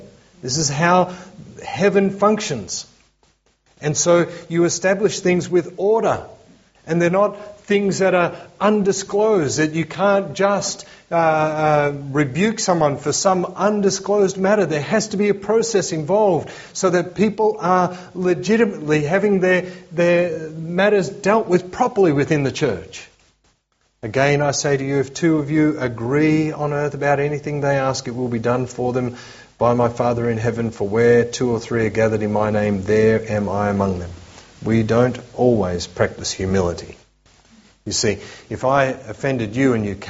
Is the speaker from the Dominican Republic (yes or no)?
no; Australia; as we Aussies